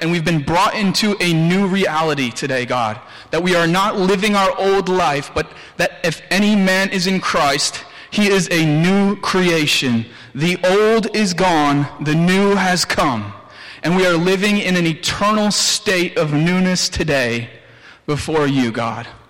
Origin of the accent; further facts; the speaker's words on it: Williamsville, United States; I'm from Williamsville, the two W's.